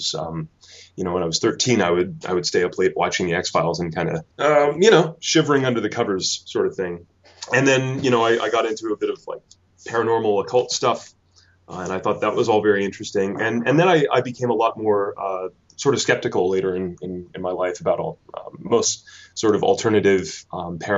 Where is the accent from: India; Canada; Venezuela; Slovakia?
Canada; moved away as an adult; now in United Kingdom; you can probably tell from my accent that I'm not a Kentish native. I'm actually from Canada, and I came over to the UK to study